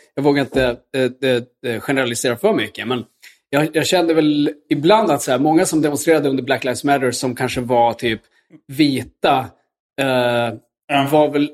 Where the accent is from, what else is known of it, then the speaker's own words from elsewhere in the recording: Luleå, Norrbotten County, Sweden; kyrkan där jag växte upp i Luleå